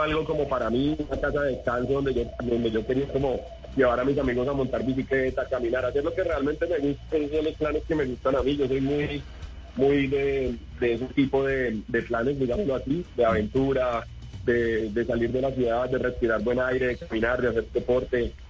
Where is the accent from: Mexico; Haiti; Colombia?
Colombia; Villavicencio, Meta; es mi región, yo soy allá de Villavicencio